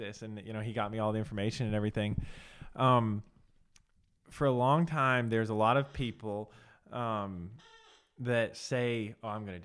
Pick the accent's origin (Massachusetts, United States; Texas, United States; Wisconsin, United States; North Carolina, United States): North Carolina, United States; the guy who does it in North Carolina the most does it out of my hometown